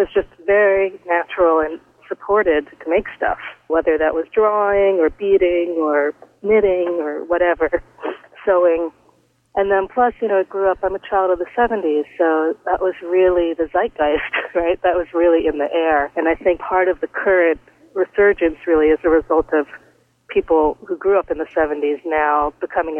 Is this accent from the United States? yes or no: yes; New York City, New York, United States; I grew up in New York City